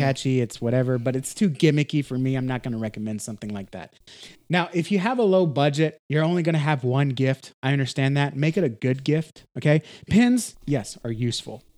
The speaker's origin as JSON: {"language": "English", "region": "Texas", "country": "United States", "said": "I'm from Texas, so I use a lot of Texas"}